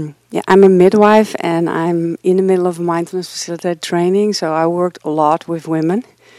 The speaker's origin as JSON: {"language": "English", "country": "Netherlands", "moved": "as an adult", "lives_now": "United States", "said": "I'm from the Netherlands. I'm going back home next year. I'm living here for 5 years."}